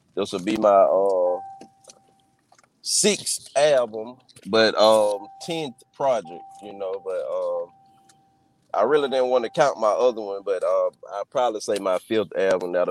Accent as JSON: {"language": "English", "town": "Blakely", "region": "Georgia", "country": "United States", "tie": "born or raised there", "moved": "yes", "lives_now": "Mobile, United States", "said": "I was born and raised in Blakely, Georgia"}